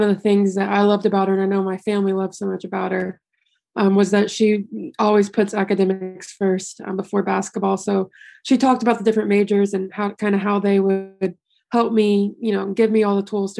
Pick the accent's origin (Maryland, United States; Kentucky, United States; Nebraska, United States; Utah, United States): Kentucky, United States; Louisville; moved away; I'm very blessed to have grown up there in a place that loves basketball so much